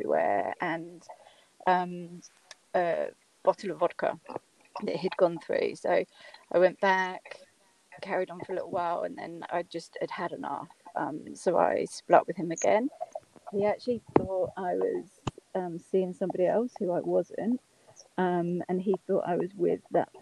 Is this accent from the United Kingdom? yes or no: yes; United Kingdom; accent: British; moved away as an adult; now in Australia; as you can tell by my accent, I'm British, but I've been living in Australia for the last 15 years